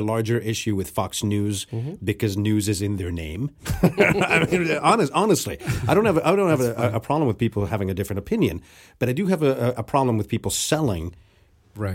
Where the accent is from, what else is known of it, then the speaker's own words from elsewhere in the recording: Mexico; moved away; growing up in Mexico